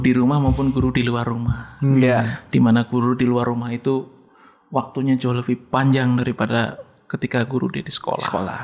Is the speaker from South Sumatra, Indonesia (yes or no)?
no; Pemalang, Central Java, Indonesia; accent: ngapak; moved away; saya menyebutkan tempat di Desa Serang